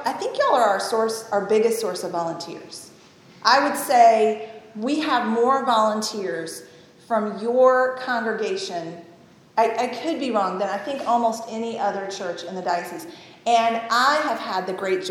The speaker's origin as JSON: {"language": "English", "region": "Tennessee", "country": "United States", "tie": "born or raised there", "also_born_or_lived": "Ohio", "moved": "yes", "said": "I grew up in Tennessee"}